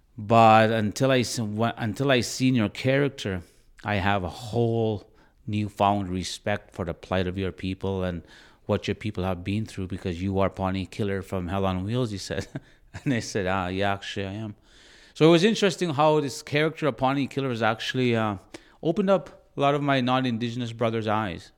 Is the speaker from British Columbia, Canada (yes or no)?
no; Bigstone Cree Nation, Northern Alberta, Canada; moved away; I'm originally from Northern Alberta, from a reserve called Big Stone Crane Nation.